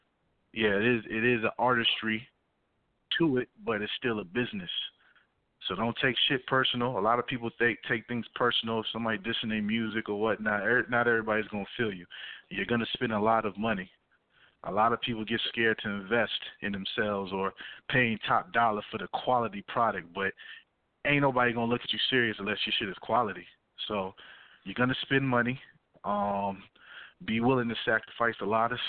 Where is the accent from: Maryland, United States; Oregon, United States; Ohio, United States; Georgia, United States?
Georgia, United States; Atlanta; growing up in Atlanta